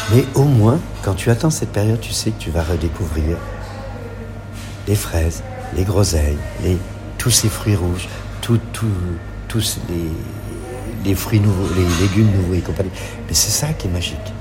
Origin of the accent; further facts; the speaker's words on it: France; chez nous en France